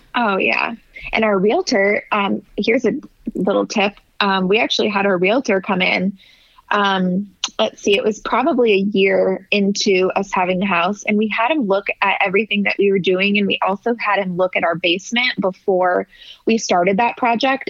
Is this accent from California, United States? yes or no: yes; California, United States; moved away; I'm actually originally from California